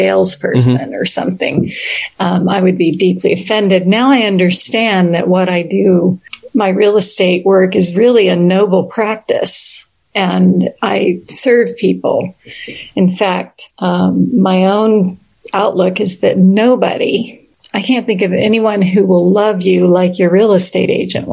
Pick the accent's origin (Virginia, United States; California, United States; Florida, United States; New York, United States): Virginia, United States; now in San Francisco, United States; I grew up in Virginia